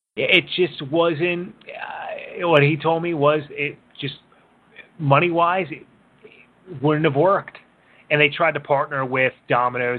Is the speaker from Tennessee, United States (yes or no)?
no; Philadelphia, Pennsylvania, United States; I grew up in Northeast Philly